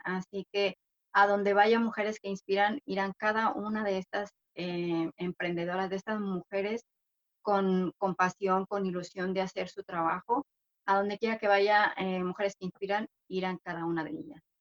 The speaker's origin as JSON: {"language": "Spanish", "country": "Mexico", "also_born_or_lived": "England / Sydney, Australia / Canada", "moved": "as an adult", "lives_now": "Madrid, Spain", "said": "yo soy de origen mexicana, eh, pero ya tengo muchos años en Madrid"}